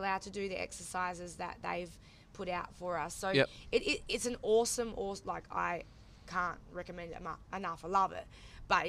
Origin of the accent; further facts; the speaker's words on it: Karratha, Western Australia, Australia; because obviously we're from Karratha, Port Hedland